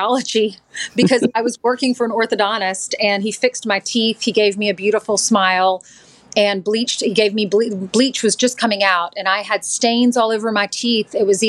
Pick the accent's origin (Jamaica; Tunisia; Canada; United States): United States; South Carolina; moved away as an adult; also born or lived in Texas; I'm from South Carolina and lived there most of my life. And then after college, moved to Texas.